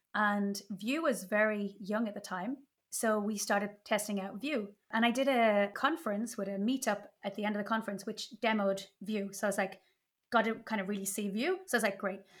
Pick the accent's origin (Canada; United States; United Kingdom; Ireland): Ireland; now in Spain; I'm Irish, but living in Spain